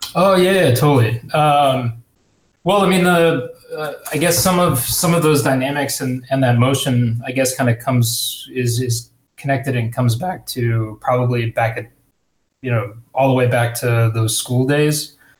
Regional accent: Houston, Texas, United States; growing up in Houston

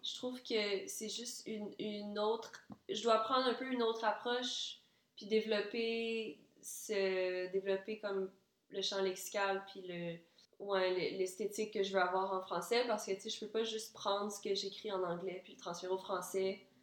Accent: Quebec City, Quebec, Canada; also born or lived in Ann Arbor, Michigan, United States; moi, je suis née là, puis quand j'avais même pas un an, on est arrivé au, à Québec, la ville de Québec

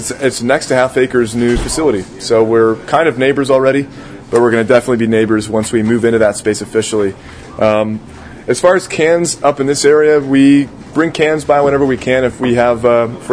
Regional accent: Rockford, Illinois, United States; moved away; I'm from Rockford

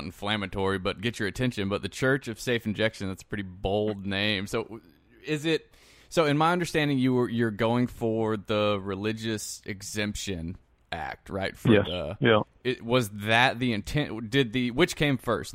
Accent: South Carolina, United States; moved away; also born or lived in Louisiana; I'm from South Carolina

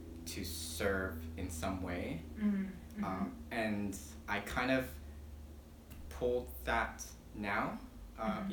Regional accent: Mililani, Hawaii, United States; also born or lived in Philippines / San Antonio, Texas; I grew up in Mililani

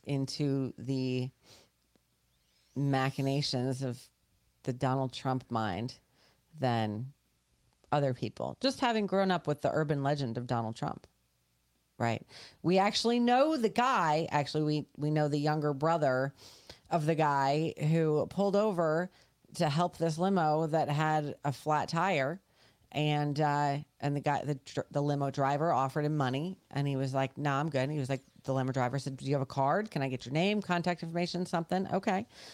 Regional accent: New York, United States; moved away; we grew up as Yankees up in New York

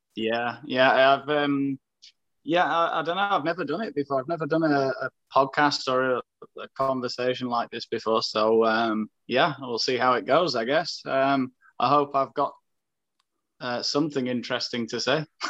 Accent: Sheffield, Yorkshire and the Humber, United Kingdom; moved away as an adult; now in Asturias, Spain; I'm from Sheffield.

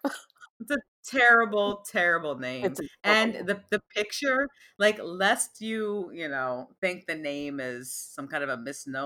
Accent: United States; I say this about my own culture because I'm an American.

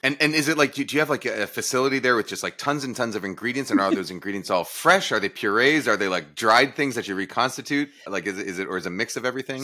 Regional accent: East Coast, United States; moved away as an adult; also born or lived in San Mateo; I'm originally from the East Coast.

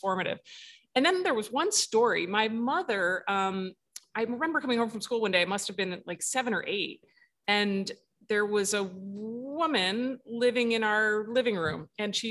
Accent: New Jersey, United States; I grew up in New Jersey, Central Jersey

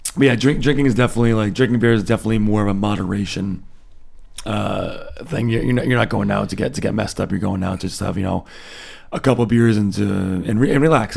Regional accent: United States; moved away as an adult; now in Germany; being an American, uh, living here

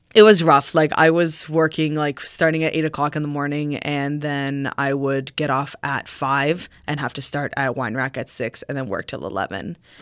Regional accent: Riverside, Ontario, Canada; I grew up in Riverside

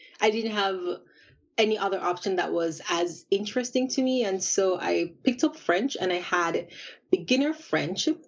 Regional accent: Kingston, Jamaica; moved away as an adult; also born or lived in France; now in Japan; So I'm from Jamaica, and I'm from the capital, Kingston, and I did all of my schooling in Jamaica from primary school all the way up to university.

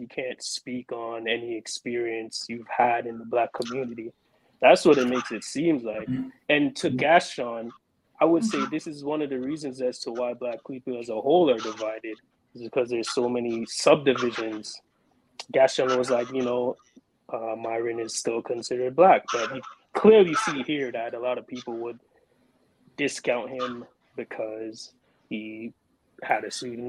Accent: New York City, New York, United States; also born or lived in Jamaica; And I'm from the Caribbean. I was born in Jamaica, and we moved to America, and I grew up in the Bronx.

